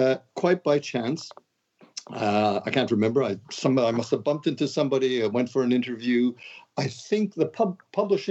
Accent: Montreal, Quebec, Canada; moved away as an adult; now in London, United Kingdom; I'm from Montreal. I'm a Montreal boy

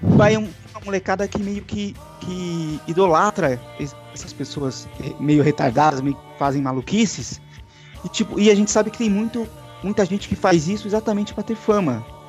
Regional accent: ABC Paulista, São Paulo, Brazil; eu sou do ABC Paulista, no ABC Paulista em Santo André e Mauá tinha muito disso

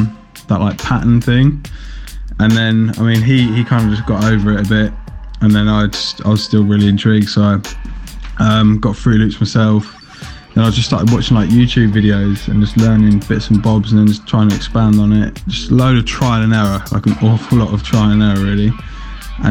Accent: Southend-on-Sea, East of England, United Kingdom; moved away as an adult; now in Ipswich, United Kingdom; I'm originally from Southend, Essex. I'm an Essex boy. But, I've lived in Ipswich for God knows how long. Over 10 years now.

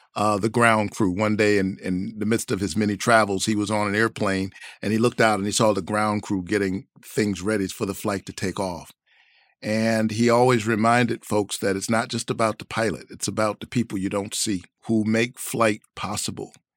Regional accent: Savannah, Georgia, United States; I grew up in the South, Savannah, Georgia

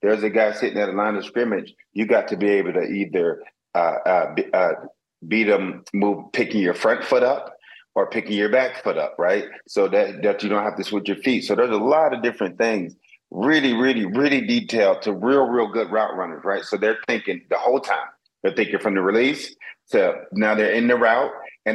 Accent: South Florida, United States; also born or lived in Wisconsin; I grew up here in South Florida

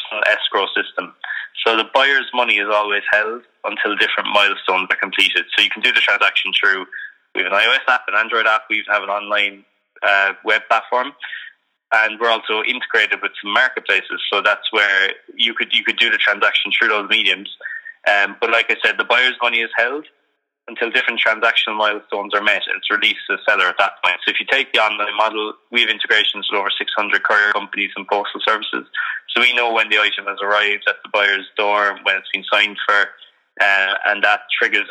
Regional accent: Cork, Munster, Ireland; I grew up in Cork in Ireland

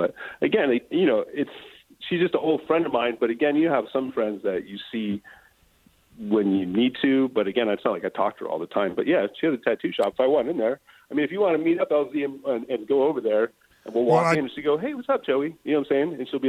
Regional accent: Grand Terrace, California, United States; also born or lived in Redlands, California; now in San Diego, United States; We grew up in Grand Terrace in the Redlands in the punk rock and hardcore music together

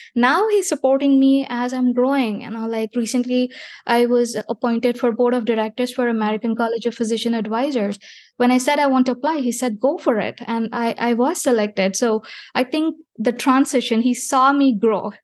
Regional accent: India; moved away as an adult; I was born in India

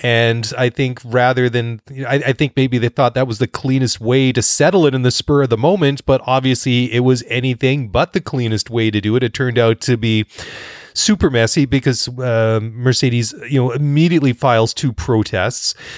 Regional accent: Maple Ridge, British Columbia, Canada; Maple Ridge, B C, which is my hometown.

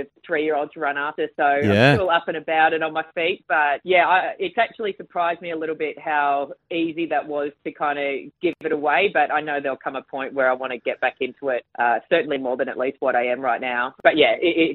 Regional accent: Adelaide, South Australia, Australia; also born or lived in Brisbane / Gold Coast; We went to Adelaide and, yeah, Mum and Dad sort of started again down there

